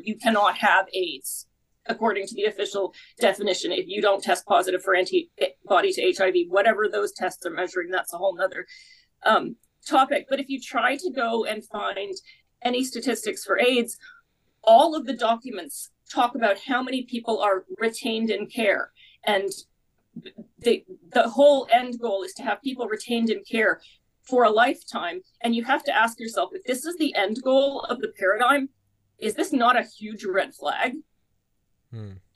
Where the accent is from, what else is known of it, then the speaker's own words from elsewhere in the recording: Canada; I'm Canadian myself